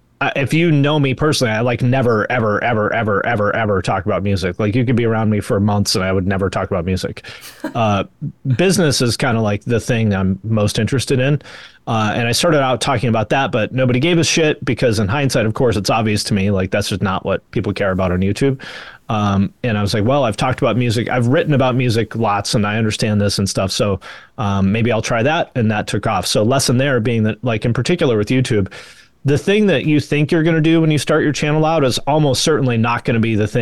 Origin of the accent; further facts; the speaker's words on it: West Coast, United States; I mean, I grew up on the West Coast and I grew up around the ocean my whole life and stuff.